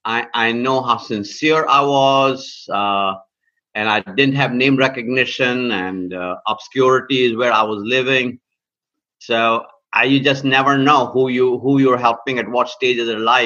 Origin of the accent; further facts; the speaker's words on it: India; now in United States; I came to the United States of America in 1973, born and raised in India.